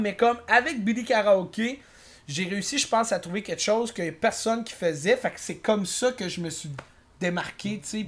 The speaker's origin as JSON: {"language": "French", "town": "Quebec City", "region": "Quebec", "country": "Canada", "moved": "yes", "lives_now": "Montreal, Canada", "said": "je suis originaire de Québec."}